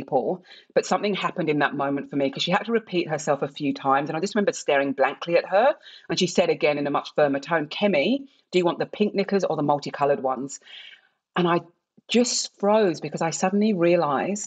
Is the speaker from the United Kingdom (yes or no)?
yes; England, United Kingdom; accent: English; moved away as an adult; also born or lived in Nigeria; now in Australia; I was born in England and I was one of many Nigerian children of middle-class families that were fostered in England